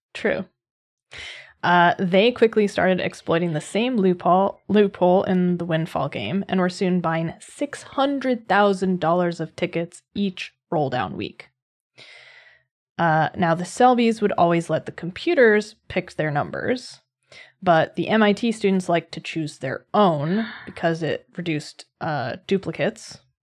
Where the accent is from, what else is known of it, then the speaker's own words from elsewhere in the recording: Massachusetts, United States; moved away; right around where I grew up in Massachusetts